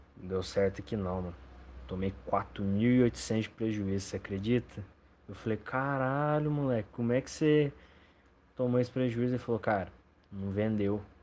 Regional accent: Lambari, Minas Gerais, Brazil; Cachoeira do Roncador, em Lambari, Minas Gerais, é minha cidade natal

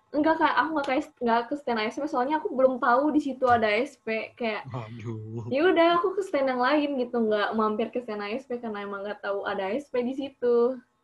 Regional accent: Bandung, West Java, Indonesia; aku emang dari Bandung

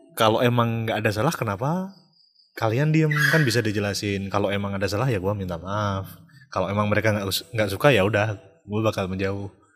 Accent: Yogyakarta, Special Region of Yogyakarta, Indonesia; moved away as an adult; also born or lived in Jakarta; gue kan dari lahir terus tumbuh di Jogja

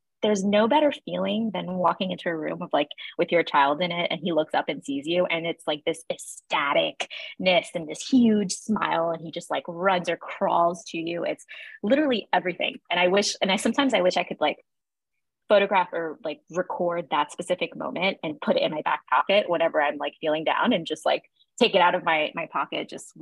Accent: New York City, New York, United States; I am born and bred in Williamsburg, Brooklyn

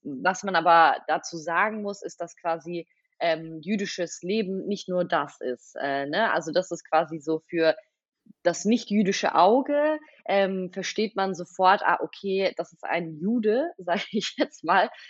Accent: Stuttgart, Baden-Württemberg, Germany; first language Russian; German is a second language; moved away as an adult; now in Berlin, Germany; ich bin in Stuttgart geboren, ähm, hier aufgewachsen, ja, hier zur Schule gegangen

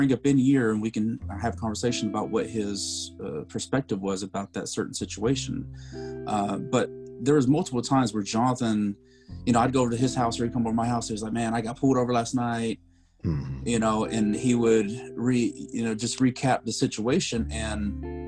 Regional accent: Lubbock, Texas, United States; now in Dallas, United States; I grew up in West Texas. I'm from Lubbock

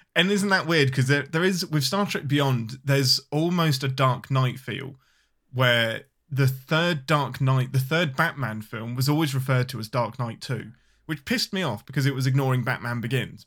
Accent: England, United Kingdom; I'm your Englishman

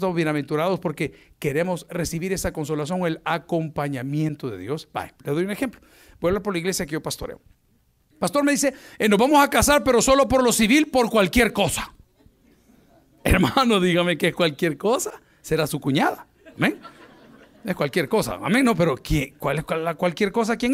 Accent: Colombia; un, lugar eh, colombiano, mi pueblo.

